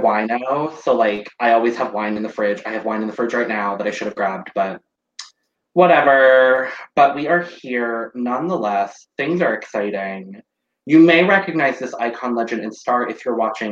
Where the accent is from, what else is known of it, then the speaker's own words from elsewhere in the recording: Arizona, United States; as an Arizonan